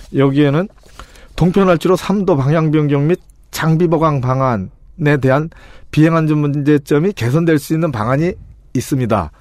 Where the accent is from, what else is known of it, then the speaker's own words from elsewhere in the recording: Paju, Gyeonggi Province, South Korea; 제 고향이 이제 파주니까